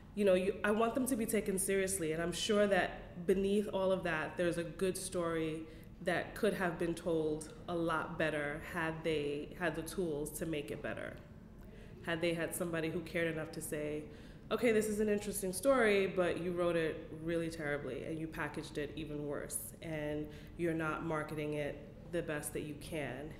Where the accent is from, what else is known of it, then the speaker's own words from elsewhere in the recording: New York City, New York, United States; I was raised in Bed-Stuy, and so that's the people that I grew up